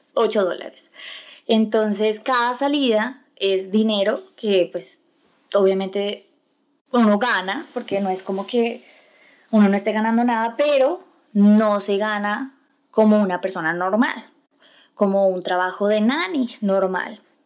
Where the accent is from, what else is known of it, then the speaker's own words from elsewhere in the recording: Colombia; moved away as an adult; now in United States; soy una colombiana, orgullosamente colombiana, eh, en Estados Unidos